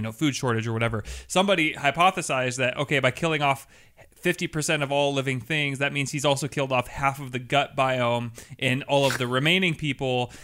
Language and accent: English; Seattle, Washington, United States; I'm from Seattle